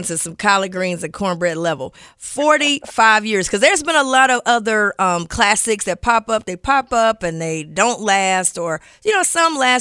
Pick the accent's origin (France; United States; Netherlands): United States; Cincinnati, Ohio; my hometown